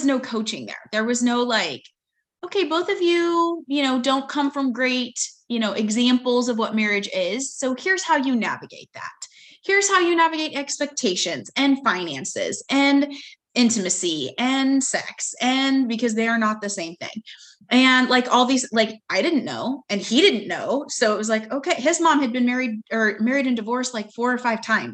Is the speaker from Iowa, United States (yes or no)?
no; Kansas, United States; also born or lived in Dallas, Texas; now in Houston, United States; I am originally from Kansas, and we now live in Houston because that is where my husband is based